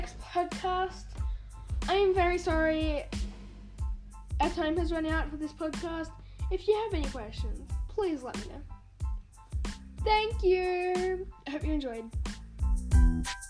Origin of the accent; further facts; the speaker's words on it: Australia; So I am Australian